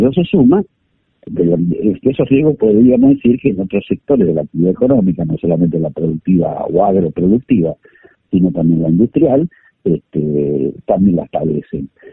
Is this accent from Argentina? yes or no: yes; Buenos Aires Province, Argentina; yo soy bonaerense